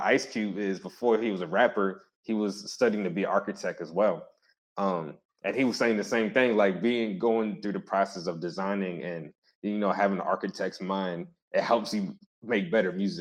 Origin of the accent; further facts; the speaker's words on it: Baltimore, Maryland, United States; I grew up in Hoes Heights